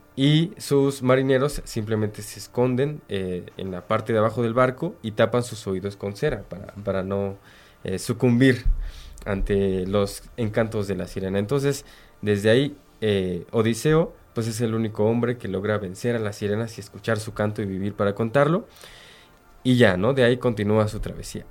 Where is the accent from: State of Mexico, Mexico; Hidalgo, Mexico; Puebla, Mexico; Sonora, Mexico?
Hidalgo, Mexico; los que somos de Hidalgo